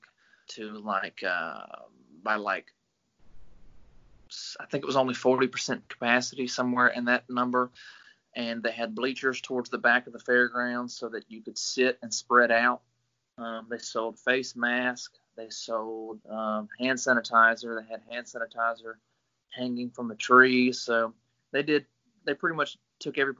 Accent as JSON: {"language": "English", "town": "Greenville", "region": "Mississippi", "country": "United States", "also_born_or_lived": "Gulfport, Mississippi", "said": "I'm originally from Greenville, Mississippi, the Delta"}